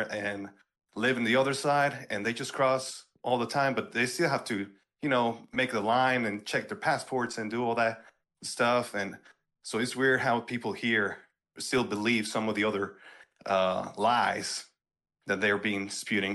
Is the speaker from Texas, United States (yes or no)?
yes; Eagle Pass, Texas, United States; born or raised there